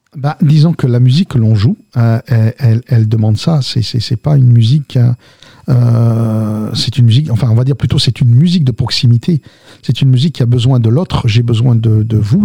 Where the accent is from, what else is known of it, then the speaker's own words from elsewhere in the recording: south of France, France; also born or lived in Algiers, Algeria / Lamalou-les-Bains / Albi / Toulouse; Alors moi, je viens d'Alger. Je suis né à Ussendé. J'ai grandi dans le sud de la France. Je suis arrivé dans les années 60, d'accord, 67 très exactement.